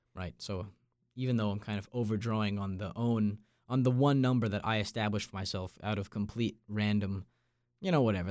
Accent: Long Island, New York, United States; moved away; I'm from Long Island, New York

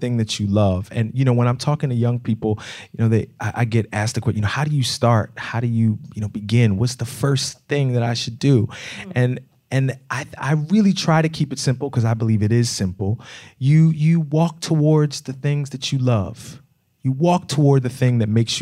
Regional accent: Philadelphia, Pennsylvania, United States; I grew up in Philly

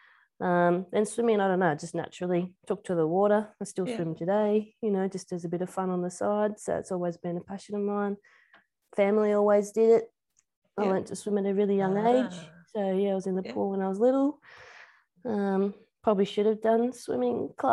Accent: Tasmania, Australia; also born or lived in Perth, Tasmania / Riverside, Tasmania; I've always lived in Tassie. I've always been a Tassie girl

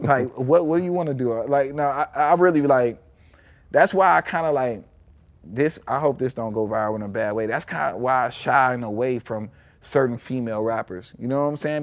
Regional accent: Chicago, Illinois, United States; growing up in Chicago

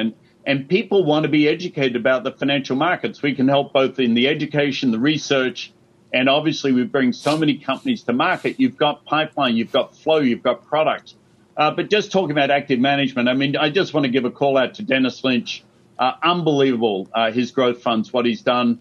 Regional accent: Australia; moved away; growing up in Australia

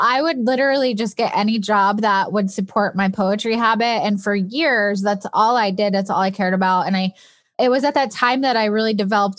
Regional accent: upstate New York, United States; I grew up in upstate New York

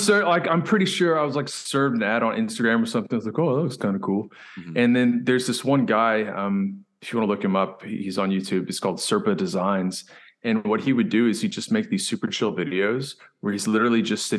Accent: South Africa; moved away; Unfortunately, I had to leave them when I came from South Africa, but I want to get back into that.

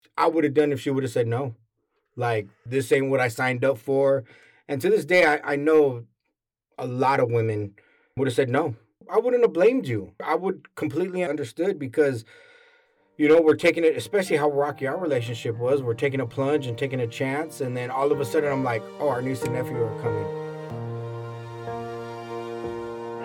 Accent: San Diego, California, United States; born or raised there

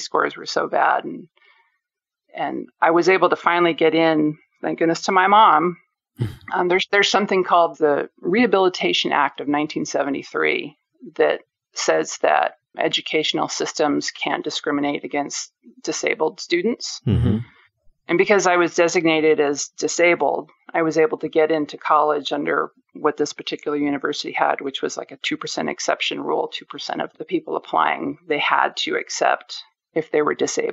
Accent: California, United States; moved away as an adult; also born or lived in Washington State; We're both originally from California, and I've lived in Washington State for almost 30 years

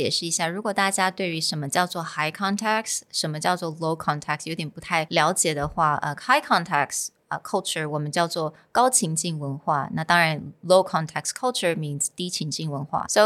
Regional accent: Taiwan; also born or lived in United States; So I think because for me, I'm partly raised in the States. I grew up partly in the States, but partly here in Taiwan.

